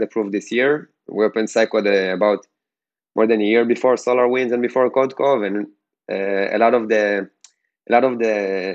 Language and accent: English; Ashdod, Southern District, Israel; I'm originally from Ashdod